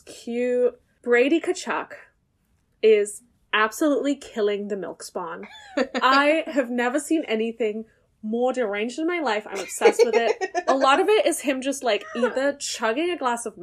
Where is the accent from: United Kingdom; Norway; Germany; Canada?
Germany; moved away; I grew up in Germany